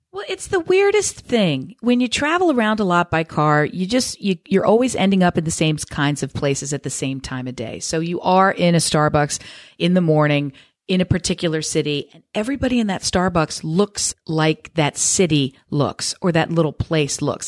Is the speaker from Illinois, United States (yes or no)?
no; Newark, Delaware, United States; Delaware, born and raised, baby. Newark, D E.